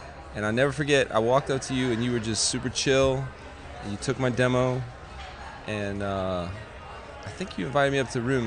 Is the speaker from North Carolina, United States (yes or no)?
no; Florida, United States; I'm coming from Florida